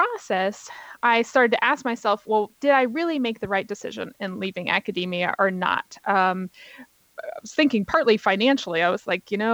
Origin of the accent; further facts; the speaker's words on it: Virginia, United States; also born or lived in New York; here in Virginia, where both you and I live. This is my home state